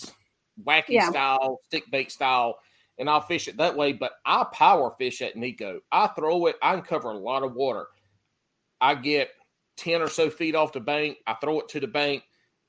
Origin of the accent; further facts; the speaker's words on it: McBee, South Carolina, United States; I grew up in a small town, so I grew up knowing everybody